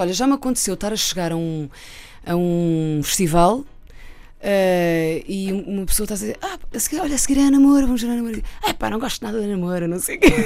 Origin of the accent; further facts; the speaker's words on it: Santarém District, Portugal; also born or lived in Santarém, Portugal; eu nasci em Santarém, pronto, sou de Cruz, mas fui nascer a Santarém porque não, tinha, não havia maternidade na altura.